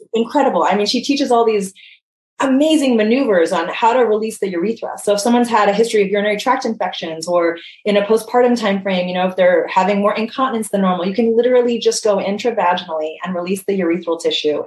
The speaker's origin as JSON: {"language": "English", "region": "Hawaii", "country": "United States", "tie": "born or raised there", "said": "I was born and raised in Hawaii, grew up super active, surfing, playing"}